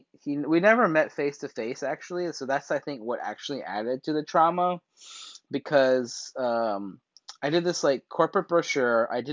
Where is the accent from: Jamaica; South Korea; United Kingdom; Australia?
South Korea; Seoul; also born or lived in Colorado, United States; I was from South Korea.